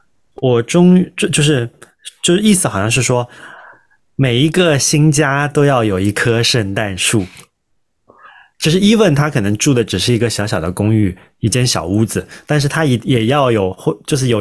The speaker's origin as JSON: {"language": "Chinese", "country": "China", "said": "就好像我们作为中国人。"}